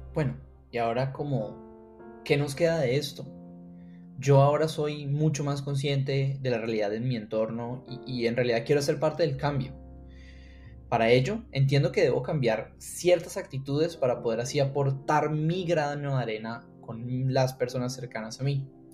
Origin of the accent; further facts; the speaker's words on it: Cali, Valle del Cauca, Colombia; soy caleño